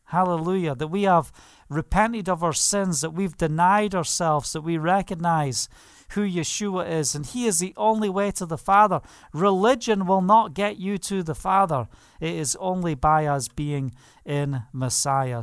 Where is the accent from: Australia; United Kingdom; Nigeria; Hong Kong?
United Kingdom; Scotland; I'm Scottish